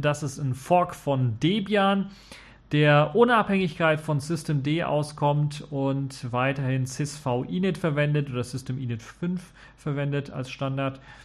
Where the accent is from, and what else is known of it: Germany